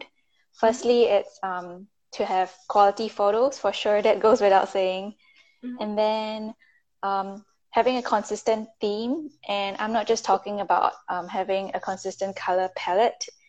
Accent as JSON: {"language": "English", "country": "Singapore", "moved": "yes", "said": "I'm from Singapore, but I'm currently in the US"}